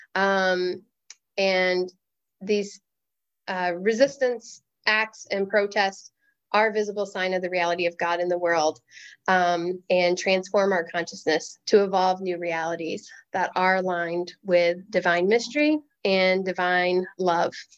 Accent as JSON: {"language": "English", "region": "the South", "country": "United States", "said": "as a Native person, as a woman, as a Southerner"}